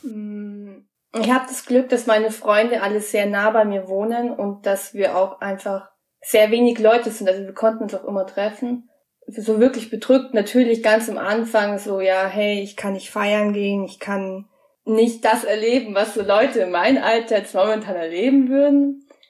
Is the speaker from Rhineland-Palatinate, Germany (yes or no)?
no; near Munich, Bavaria, Germany; ich komme aus der Nähe von München